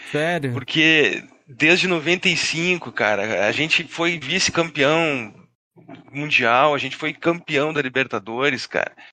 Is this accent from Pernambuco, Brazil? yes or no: no; Porto Alegre, Rio Grande do Sul, Brazil; eu sou aqui do Rio Grande do Sul, sou de Porto Alegre